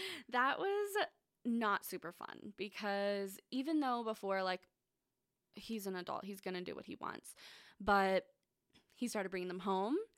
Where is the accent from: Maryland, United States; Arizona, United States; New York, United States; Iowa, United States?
Arizona, United States; Phoenix; I was born in Arizona. Um, I lived in Phoenix my whole life